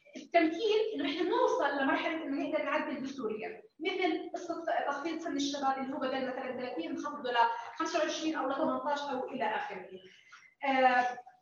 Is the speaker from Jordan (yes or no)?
yes; Jordan; احنا شباب اردني واحنا جزء من الشباب الاردني الناشط